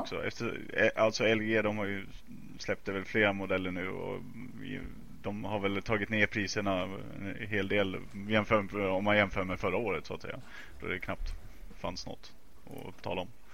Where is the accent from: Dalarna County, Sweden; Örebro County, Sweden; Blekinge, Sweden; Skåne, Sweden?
Dalarna County, Sweden; accent: dalmål; now in Stockholm, Sweden; prata dalmål eftersom jag är från Dalarna